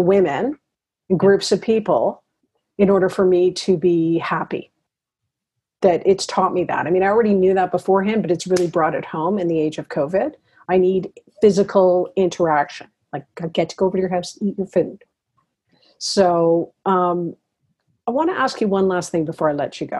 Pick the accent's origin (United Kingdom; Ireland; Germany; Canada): Canada; Toronto, Ontario; moved away as an adult; now in Ottawa, Canada; I'm from Toronto, so I had my old friends